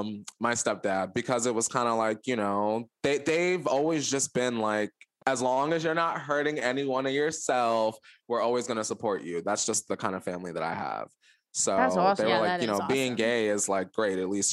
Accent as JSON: {"language": "English", "area": "the Poconos", "region": "Pennsylvania", "country": "United States", "tie": "born or raised there", "said": "And I grew up in the Poconos, right?"}